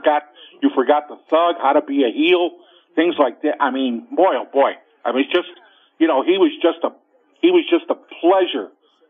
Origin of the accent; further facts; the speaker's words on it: Chicago, Illinois, United States; I grew up on the South Side